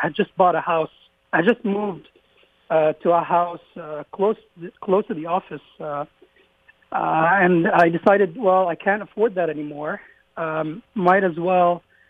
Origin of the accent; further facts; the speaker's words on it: Lebanon; moved away as an adult; now in Austin, United States; I was born in Lebanon my dad is an eye doctor